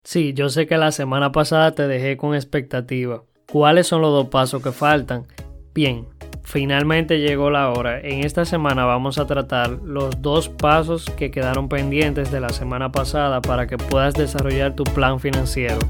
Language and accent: Spanish; Dominican Republic; en mi país, República Dominicana